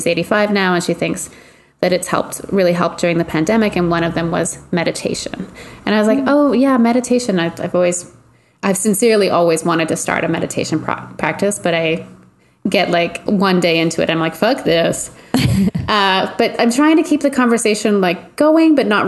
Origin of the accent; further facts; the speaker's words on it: Canada; we're Canadian